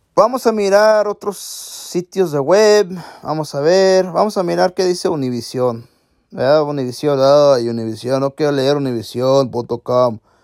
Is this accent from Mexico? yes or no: yes; Mexico; Yo soy mexicano